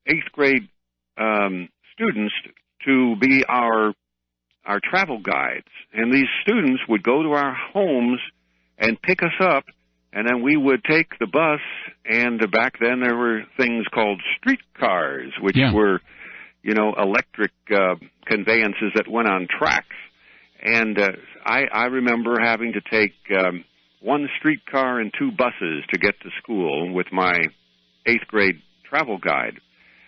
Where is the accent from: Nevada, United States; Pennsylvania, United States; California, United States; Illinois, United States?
Illinois, United States; Chicago; moved away as an adult; I was born in Chicago, and my first 25 years or so, I lived in Chicago